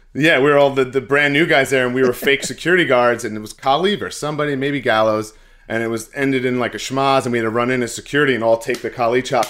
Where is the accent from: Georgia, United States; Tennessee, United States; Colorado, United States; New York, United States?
New York, United States; Glen Cove; I'm from Glencoe, it's actually, like, very, very close to Manhasset